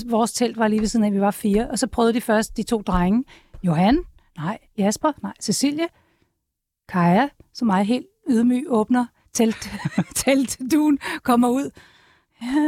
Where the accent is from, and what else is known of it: Copenhagen, Capital Region of Denmark, Denmark; born or raised there